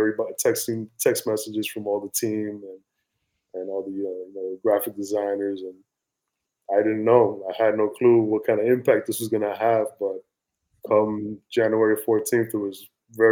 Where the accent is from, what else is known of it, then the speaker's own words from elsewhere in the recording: New York City, New York, United States; I was born and raised in the South Bronx, New York